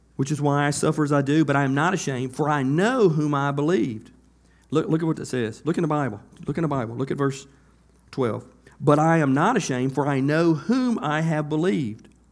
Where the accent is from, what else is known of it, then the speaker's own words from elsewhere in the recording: United States; I grew up on Beaver Road, right up here in S Curve